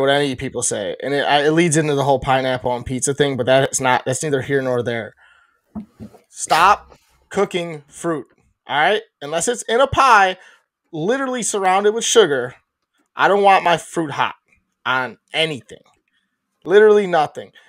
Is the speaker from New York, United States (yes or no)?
no; Chicago, Illinois, United States; being a Chicagoan or a, a person from Chicago ish